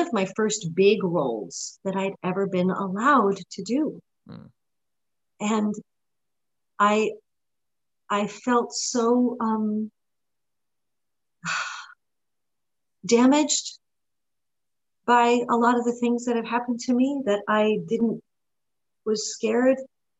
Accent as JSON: {"language": "English", "region": "New York", "country": "United States", "tie": "born or raised there", "also_born_or_lived": "Lugano, Switzerland", "said": "I was born in Lugano, Switzerland, but I grew up in New York."}